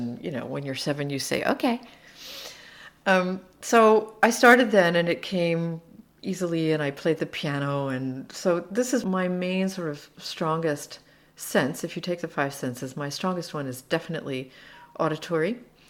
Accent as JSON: {"language": "English", "country": "Slovakia", "lives_now": "Seattle, United States", "said": "When I came from Slovakia, where bread costs €1, and I came to Seattle, where bread costs $5 or $6, I was angry for about a year."}